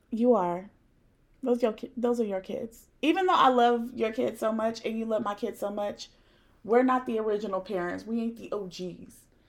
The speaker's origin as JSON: {"language": "English", "town": "Raleigh", "region": "North Carolina", "country": "United States", "tie": "born or raised there", "also_born_or_lived": "Providence", "said": "We're from the same place, so we're from Raleigh-ish, 'cause I was born in Providence"}